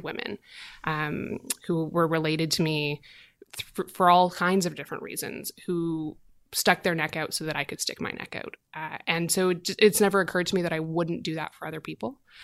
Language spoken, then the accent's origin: English; Southern Alberta, Canada; I grew up in Southern Alberta